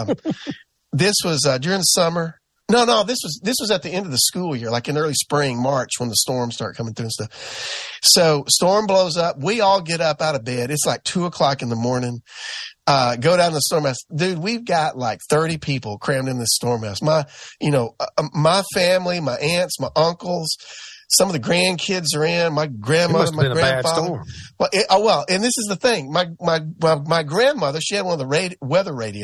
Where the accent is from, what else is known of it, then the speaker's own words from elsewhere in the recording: the South, United States; growing up in the South